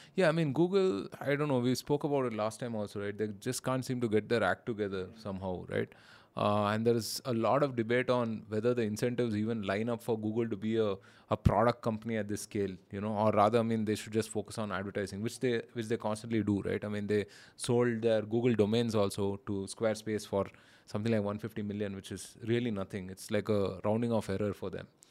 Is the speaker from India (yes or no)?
yes; India; being an Indian